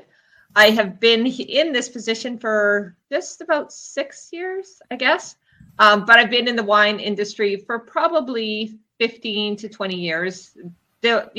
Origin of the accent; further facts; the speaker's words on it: Canada; I'm Canadian.